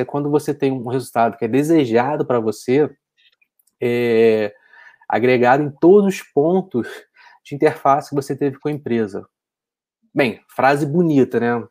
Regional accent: Niterói, Rio de Janeiro, Brazil; Eu sou de Niterói

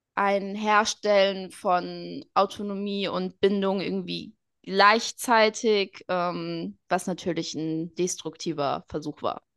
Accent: Portugal; ich bin Portugiesin

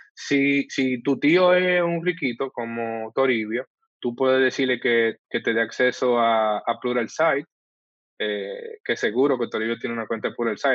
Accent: Santo Domingo, Distrito Nacional, Dominican Republic; yo nací y crecí en el Sánchez, entre el ensanche Luperón y el ensanche Espaillat

